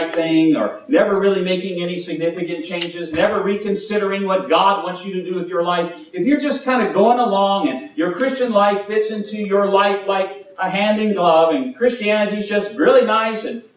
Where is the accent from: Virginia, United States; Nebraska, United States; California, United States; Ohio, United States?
Virginia, United States; now in Alabama, United States; I come from Virginia